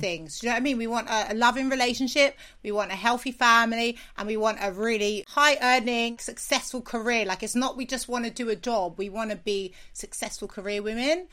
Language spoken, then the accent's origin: English; London, United Kingdom; I'm from South London